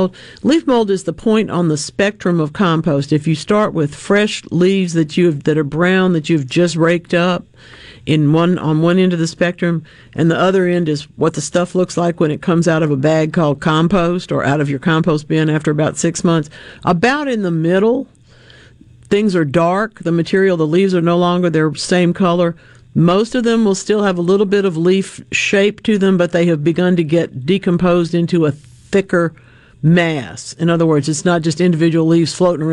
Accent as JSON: {"language": "English", "town": "Monroe", "country": "United States", "tie": "born or raised there", "said": "my town of Monroe"}